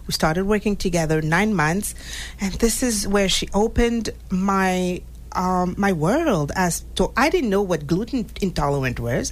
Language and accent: English; Montreal, Quebec, Canada; moved away as an adult; also born or lived in Haiti; now in Massachusetts, United States; I was born in Haiti, and four years old, I moved to Montreal